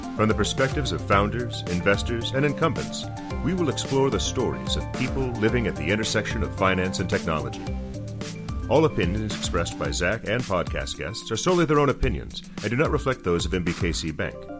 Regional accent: Kansas City, United States; moved away; also born or lived in China; I grew up in Kansas City

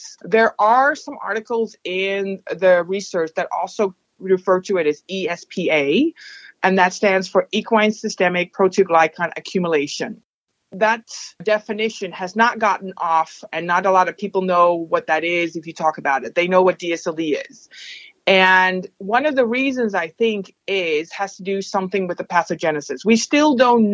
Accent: Netherlands; moved away as an adult; also born or lived in Utrecht, Netherlands / Mississippi, United States / Indiana, United States; now in Madison, United States; I am Dutch, so I grew up in the Netherlands

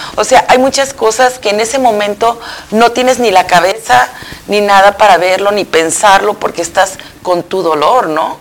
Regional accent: central Mexico, Mexico; moved away; yo soy del centro de México

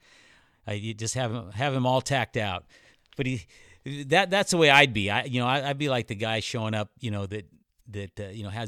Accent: California, United States; now in Arizona, United States; I'm from California

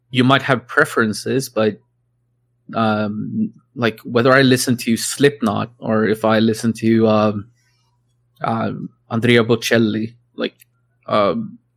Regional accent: Sweden; English is a second language; I grew up in Sweden, right? So and country isn't really a thing here.

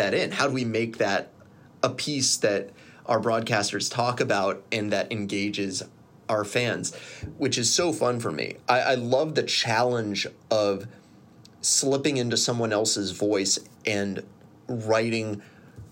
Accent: Columbus, Ohio, United States; I grew up in Columbus in the 90s

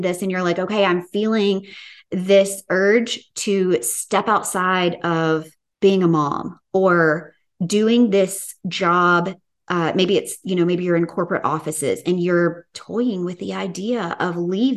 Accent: the South, United States; accent: Southern; my good old Southern accent

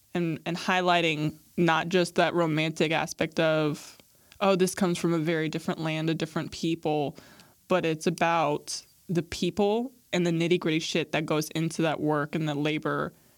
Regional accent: Midwest, United States; I grew up biculturally of being American and then being Arab and growing up Muslim and then growing up in America.

